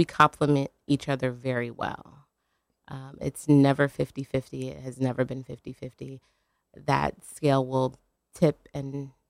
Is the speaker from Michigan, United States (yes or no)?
no; Louisiana, United States; I grew up in Louisiana. We didn't have competition dance